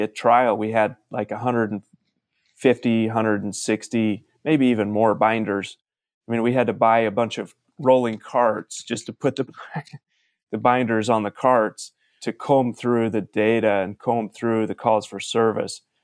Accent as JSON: {"language": "English", "town": "Salem", "region": "Utah", "country": "United States", "tie": "born or raised there", "moved": "as an adult", "lives_now": "Las Vegas, United States", "said": "I grew up in a little farming town in Utah called Salem"}